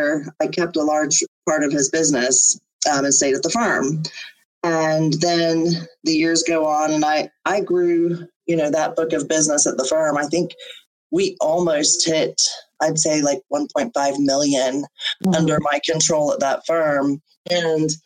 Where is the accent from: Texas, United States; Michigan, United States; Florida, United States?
Florida, United States; Panama City; now in St. Petersburg, United States; I come from the Panhandle, from Panama City, and the landscape is very similar here in St. Pete to my hometown